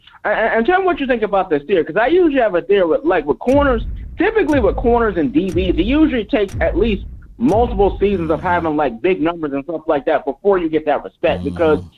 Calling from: Fort Wayne, Indiana, United States; I'm from Fort Wayne.

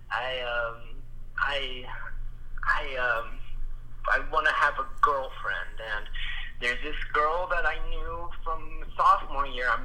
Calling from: Sacramento, California, United States; Uh, I'm calling from Sacramento, California

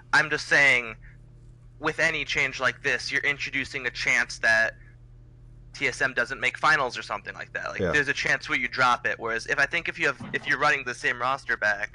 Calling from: East Lansing, Michigan, United States; I'm calling from East Lansing, Michigan

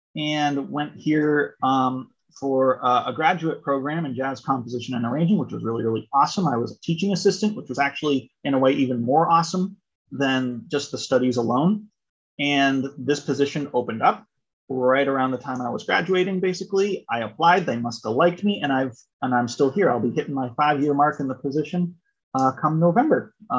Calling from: Amherst, Massachusetts, United States; I'm calling in from the University of Massachusetts Amherst, where I'm the director of admissions for the music program.

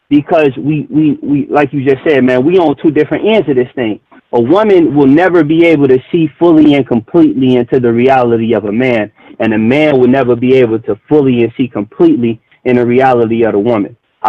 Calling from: Chicago, Illinois, United States; I'm out of Chicago with it.

